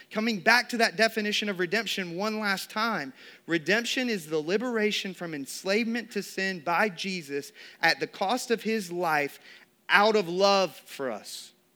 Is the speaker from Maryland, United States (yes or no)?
no; Georgia, United States; growing up in Georgia, spending over three decades of my life in this state